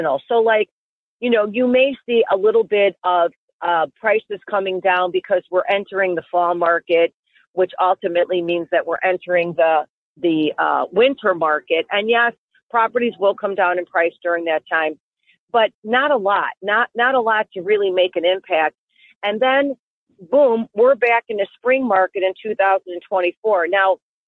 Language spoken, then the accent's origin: English; Westchester, Illinois, United States; I grew up in Westchester, which is where my office is. I pretty much serve Cook County and DuPage as my main areas.